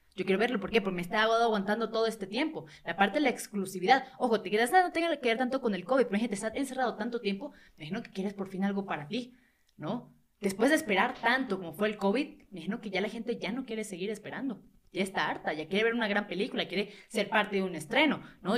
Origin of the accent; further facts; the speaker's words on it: Venezuela; now in Mexico; Yo que no soy de México, soy venezolano